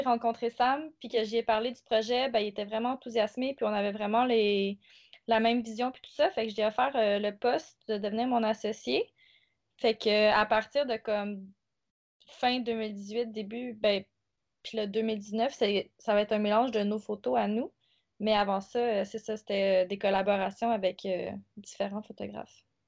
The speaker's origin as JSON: {"language": "French", "area": "South Shore", "region": "Quebec", "country": "Canada", "moved": "as an adult", "lives_now": "Montreal, Canada", "said": "Originairement, je suis de la rive sud"}